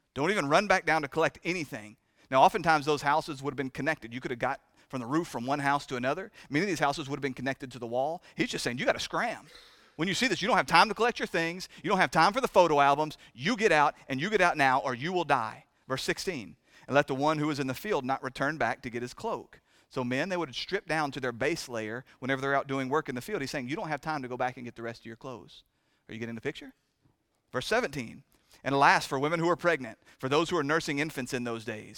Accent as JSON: {"language": "English", "country": "United States", "said": "We talk in this country"}